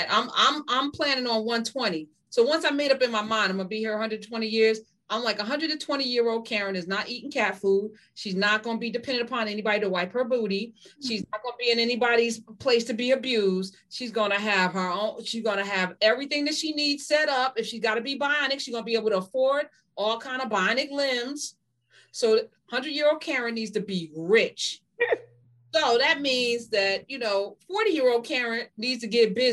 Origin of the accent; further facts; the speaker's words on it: Jamaica; You know, I'm Jamaican, so that's hysterical.